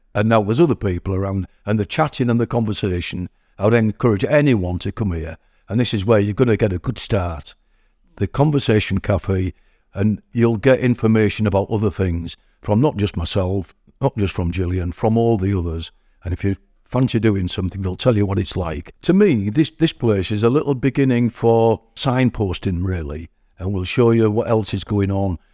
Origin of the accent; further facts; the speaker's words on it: Hull, Yorkshire and the Humber, United Kingdom; moved away as an adult; also born or lived in Driffield, East Yorkshire; now in Keighley, United Kingdom; I'm not from Keighley, I'm from Hull, and I lived in Driffield in East Yorkshire